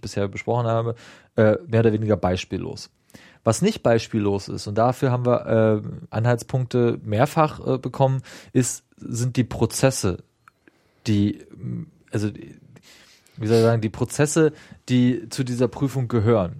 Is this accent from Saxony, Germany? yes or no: no; Dahme-Spreewald district, Spreewald part, Brandenburg, Germany; now in Berlin, Germany; ich komme übrigens aus dem Landkreis, da am ja. Spreewald, äh, nur aus dem Spreewaldteil und nicht da oben mhm. an Berlin